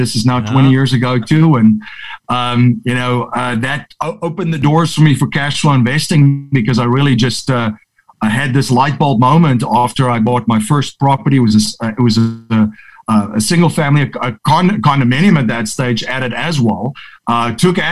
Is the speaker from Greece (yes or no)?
no; South Africa; moved away as an adult; now in United States; grew up in South Africa, born and raised over there